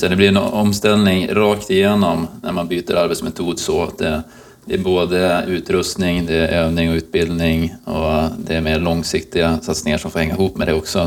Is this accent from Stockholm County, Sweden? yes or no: no; Umeå, Västerbotten County, Sweden; moved away; som är Umebo i, i grunden